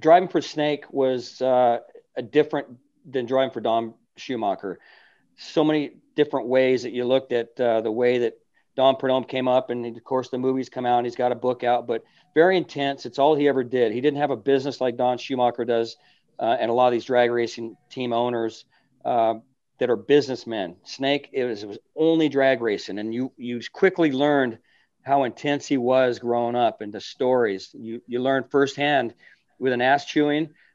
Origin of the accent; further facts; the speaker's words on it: California, United States; as a kid growing up in California